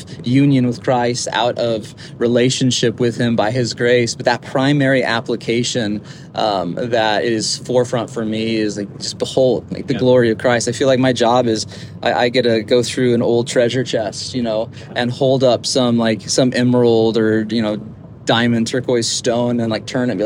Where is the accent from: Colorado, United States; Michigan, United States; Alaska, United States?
Colorado, United States; Longmont; moved away as an adult; now in Livermore, United States; So I'm from Colorado originally, born and raised. A town called Longmont, lived most of my life there